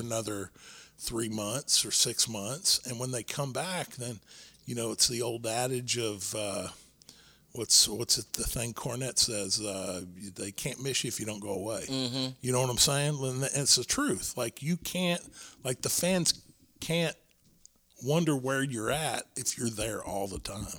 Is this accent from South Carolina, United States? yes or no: no; Texas, United States; Texas was my home. Like, yeah, I wanted to go and work for the larger organizations, but my goal was always to be a Texas wrestler, mm-hmm. live in my home state